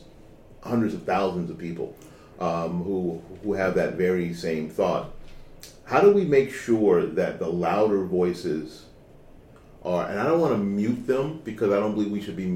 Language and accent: English; Tampa, Florida, United States; For the most part, after 1968, I'm a kid from here.